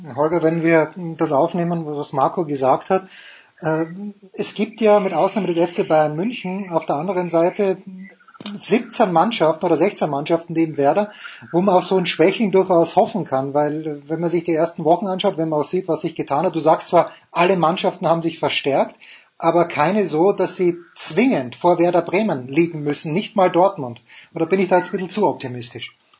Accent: Austria; Ich bin bekennender Fan von Sturm Graz, bin Österreicher

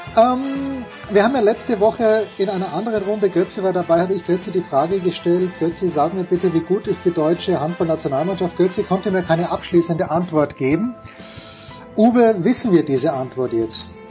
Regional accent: Austria; Ich als Österreicher

